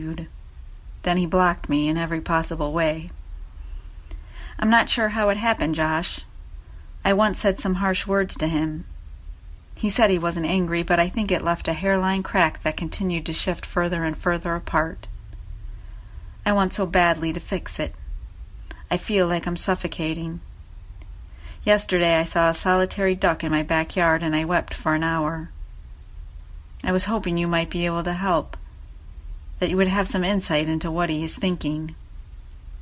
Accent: Michigan, United States; We're both just kids from the suburbs. You from Maryland, me from Michigan.

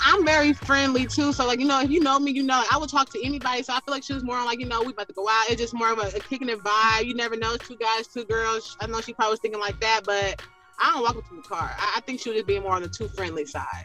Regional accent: Bay Area, California, United States; I grew up in the Bay Area, below California

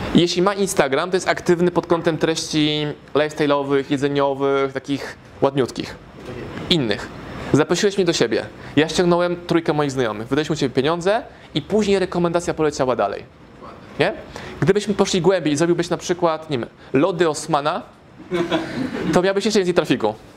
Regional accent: Warsaw, Masovian Voivodeship, Poland; moved away as an adult; now in Lublin, Poland; Jestem z Warszawy

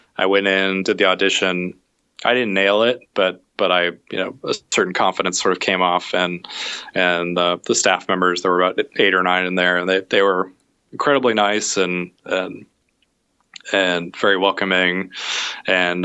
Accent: Omaha, Nebraska, United States; I grew up in Omaha, Nebraska

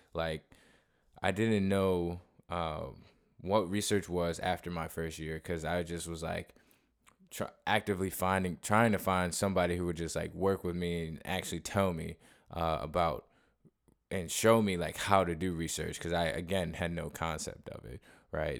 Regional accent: Cleveland, Ohio, United States; moved away; I'm actually originally from Cleveland, Ohio

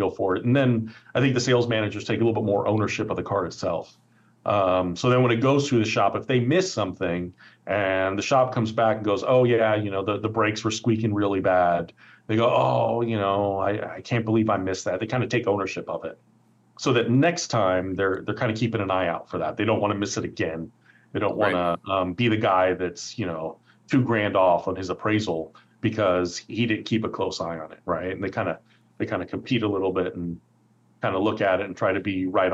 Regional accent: Oakland, California, United States; I grew up in Oakland. I've lived here my entire life

